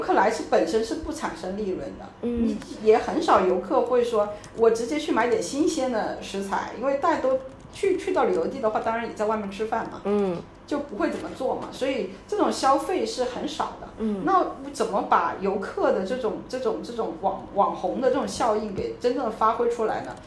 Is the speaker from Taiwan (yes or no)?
no; China; 我们国人